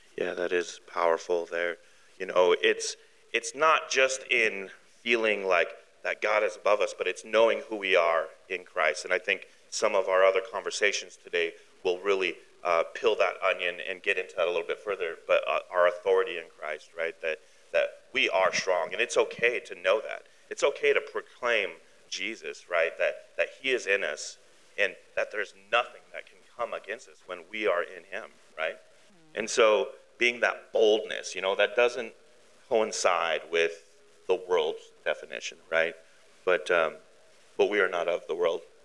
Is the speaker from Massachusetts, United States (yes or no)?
no; Billings, Montana, United States; born in Billings, raised in Billings.